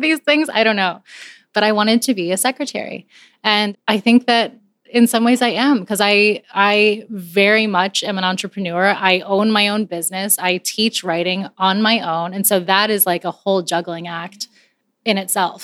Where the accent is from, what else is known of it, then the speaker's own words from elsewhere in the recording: Coral Springs, Florida, United States; also born or lived in Barranquilla, Colombia; I grew up outside of Miami in Coral Springs